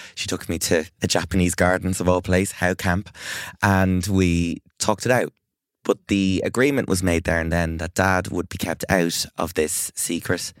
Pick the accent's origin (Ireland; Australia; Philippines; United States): Ireland; as an Irish person